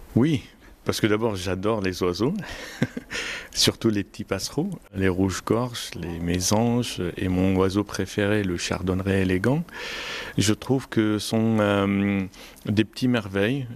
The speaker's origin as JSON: {"language": "French", "town": "Homs", "region": "Homs Governorate", "country": "Syria", "tie": "born or raised there", "moved": "as an adult", "lives_now": "France", "said": "La Syrie, ça reste mon pays d'origine"}